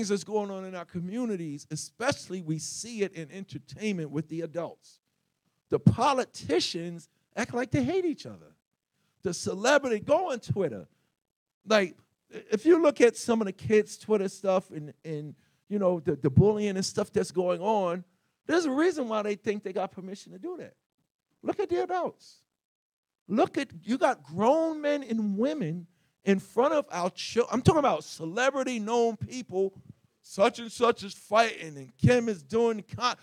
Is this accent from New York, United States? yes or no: yes; New York City, New York, United States; I grew up in Hollis, Queens, New York